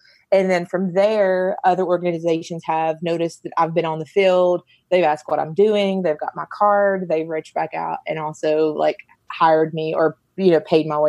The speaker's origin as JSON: {"language": "English", "region": "Kentucky", "country": "United States", "moved": "yes", "lives_now": "Knoxville, United States", "said": "Here in Knoxville. I'm originally not from Knoxville, but I've been here almost as long as I have been, which is from Kentucky."}